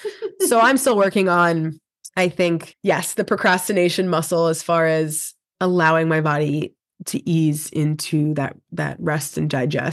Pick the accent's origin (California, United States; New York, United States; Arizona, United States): New York, United States; I am being from New York, very fast person